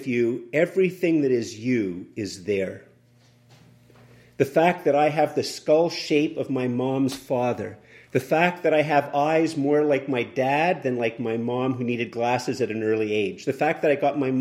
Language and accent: English; Canada; as a Canadian